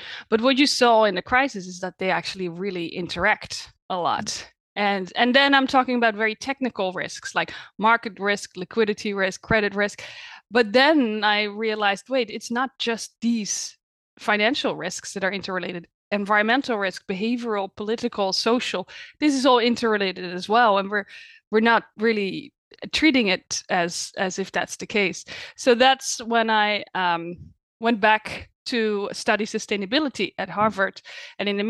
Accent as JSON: {"language": "English", "country": "Netherlands", "tie": "born or raised there", "moved": "as an adult", "lives_now": "United States", "said": "I was born in the Netherlands, but I've been living in the US for the past 9 years"}